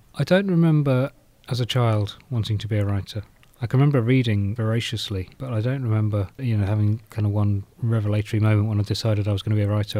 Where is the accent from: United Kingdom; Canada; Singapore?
United Kingdom; South Norfolk, East of England; now in Nottingham, United Kingdom; I grew up in South Norfolk